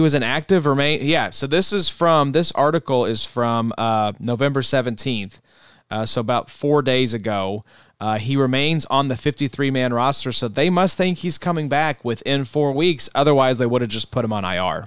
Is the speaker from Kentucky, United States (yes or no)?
yes; Kentucky, United States; We're from Kentucky